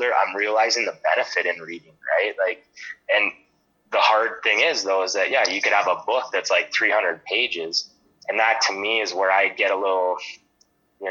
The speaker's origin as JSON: {"language": "English", "town": "Lethbridge", "region": "Alberta", "country": "Canada", "tie": "born or raised there", "said": "growing up in Lethbridge my whole life."}